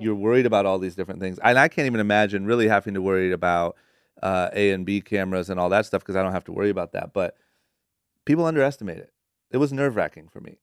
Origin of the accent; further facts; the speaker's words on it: Akron, Ohio, United States; now in Los Angeles, United States; born and raised in Akron, Ohio, moved to L